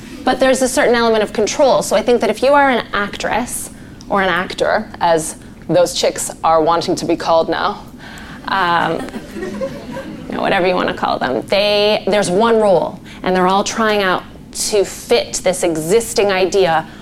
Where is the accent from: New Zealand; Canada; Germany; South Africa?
Canada; now in United Kingdom; a white Canadian girl born in the 80s